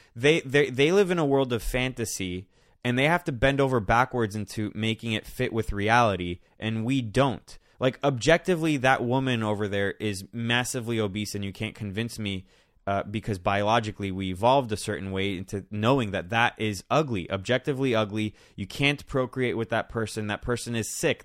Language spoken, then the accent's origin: English; Miami, Florida, United States; I grew up in Miami